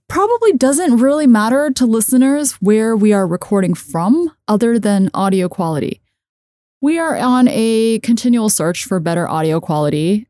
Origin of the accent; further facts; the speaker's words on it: United States; I grew up in American system